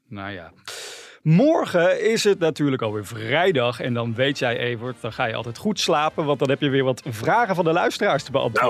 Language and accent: Dutch; North Brabant, Netherlands; wij komen ook uit Brabant